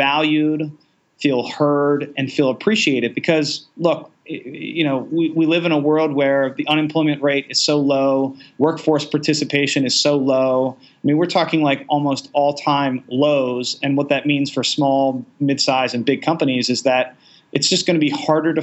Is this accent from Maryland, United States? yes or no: yes; Baltimore, Maryland, United States; I'm a city boy. I grew up in Baltimore most of my life.